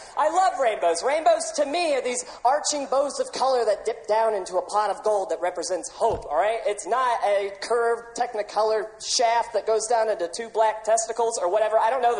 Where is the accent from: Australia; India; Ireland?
Ireland; But it's honestly because I'm Irish, all right?